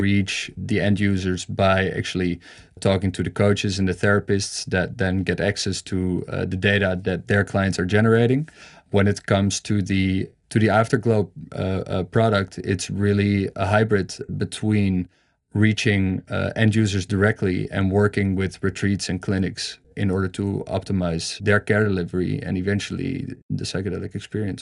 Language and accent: English; Amsterdam, North Holland, Netherlands; I'm from Amsterdam.